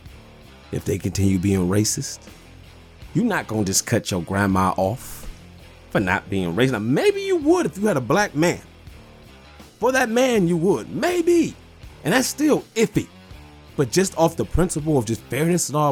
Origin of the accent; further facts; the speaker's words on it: Detroit, Michigan, United States; I'm from Detroit